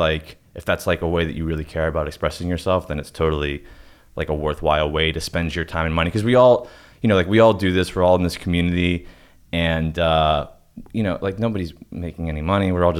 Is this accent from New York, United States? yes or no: no; Pittsburgh, Pennsylvania, United States; moved away; I was living at home. I'm from Pittsburgh. I was living at home in my parents' basement.